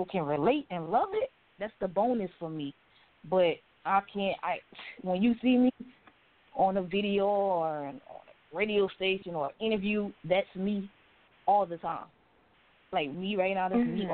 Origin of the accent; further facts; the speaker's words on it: the South, United States; I'm just a country girl. I'm from the South.